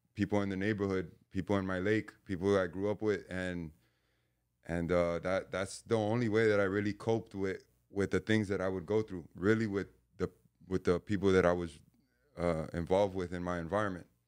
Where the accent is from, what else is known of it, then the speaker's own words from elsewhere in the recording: Hialeah, Florida, United States; I was born in, uh, Hialeah, Florida